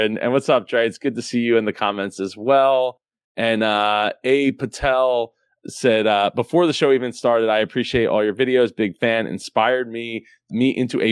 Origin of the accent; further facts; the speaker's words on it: United States; as an American